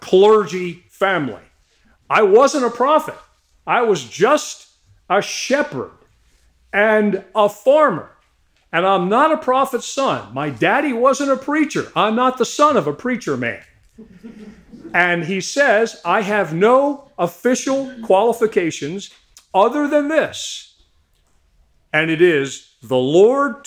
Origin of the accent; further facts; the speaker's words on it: Salford Station, Pennsylvania, United States; I grew up in Salford Station